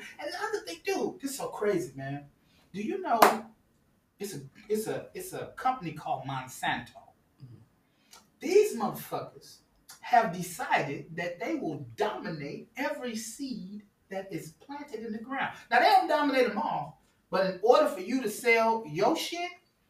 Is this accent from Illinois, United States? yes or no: yes; Chicago, Illinois, United States; Like, I'm from the Midwest.